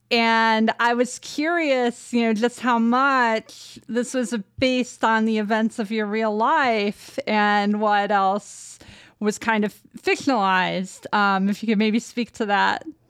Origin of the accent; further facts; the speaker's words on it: Downers Grove, Illinois, United States; I actually grew up in Downers Grove, Illinois